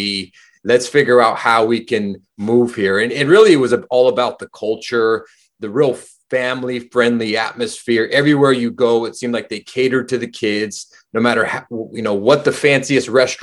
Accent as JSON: {"language": "English", "region": "California", "country": "United States", "tie": "born or raised there", "moved": "as an adult", "lives_now": "New Zealand", "said": "Born and raised in California, pretty much lived my entire life in California until I moved to New Zealand."}